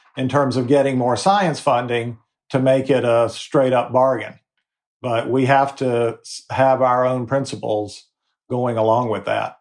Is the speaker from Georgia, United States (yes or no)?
no; Fayetteville, North Carolina, United States; My mom ran the community theater in my hometown of Fayetteville, North Carolina.